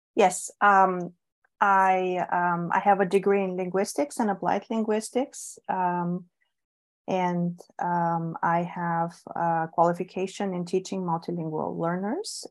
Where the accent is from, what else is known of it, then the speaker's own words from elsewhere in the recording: Bulgaria; English is a second language; moved away; I was born and raised in Bulgaria